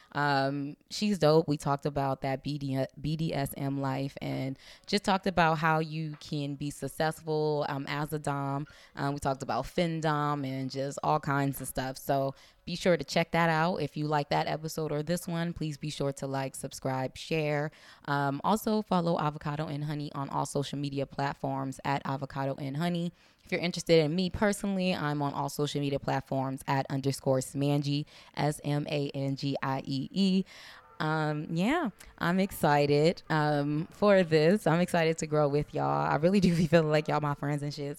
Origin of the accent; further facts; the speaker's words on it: Compton, California, United States; accent: African American Vernacular English; first language African American Vernacular English; I'm from the hood, I'm from Compton